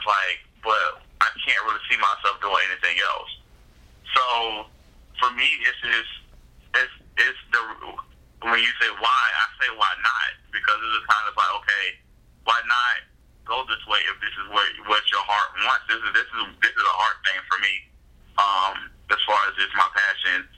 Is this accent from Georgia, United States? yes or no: yes; Augusta, Georgia, United States; I love Augusta